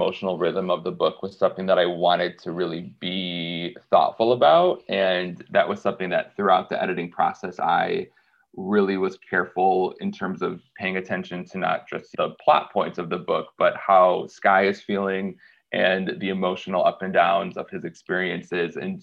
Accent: small town Michigan, United States; Growing up in the Rust Belt in small town Michigan

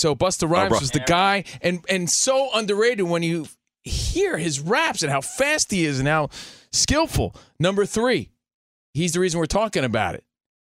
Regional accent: United States; And again, we're from New York, New Jersey

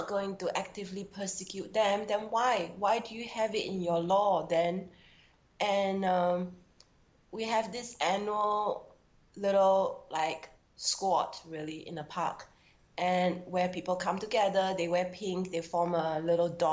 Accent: Singapore; a heterosexual Chinese woman born and bred in Singapore.

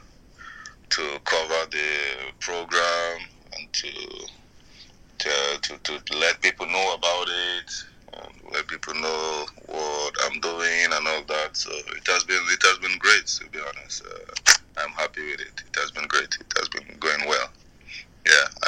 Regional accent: Kaduna, Kaduna State, Nigeria; moved away; I was born in Kaduna. I grew up in Kaduna.

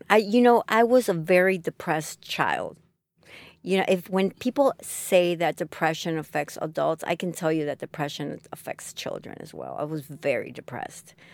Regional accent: Chicago, Illinois, United States; also born or lived in Chile; If you ask me where are you from, I'm from Chicago. This is where I grew up.

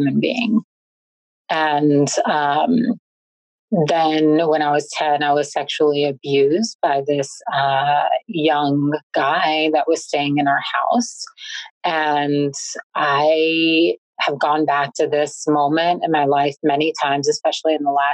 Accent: New York City, New York, United States; I was born and raised in Brooklyn

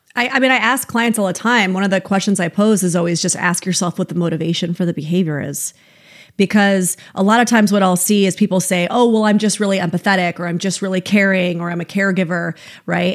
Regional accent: upstate New York, United States; now in California, United States; I'm from upstate New York, so I know the weather that you guys get. It's the same weather that we used to get, that I got growing up.

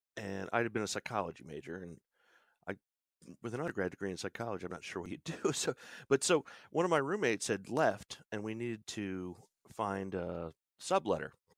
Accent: Williamsport, Pennsylvania, United States; moved away as an adult; also born or lived in Boston / Nantucket / New York City / Florida; I'm in the Williamsport, Pennsylvania area, which is northern central Pennsylvania, uh, we're the home of Little League Baseball. This is kinda where I grew up.

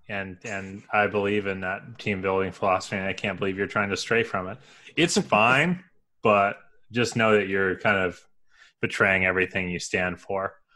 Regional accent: Columbus, Ohio, United States; I am from Columbus

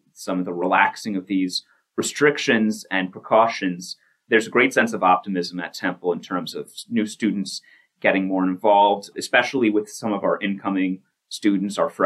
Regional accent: Bristol, Pennsylvania, United States; I am from Bristol Borough

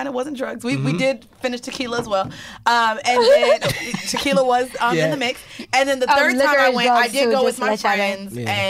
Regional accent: New York City, New York, United States; I'm from the Bronx.

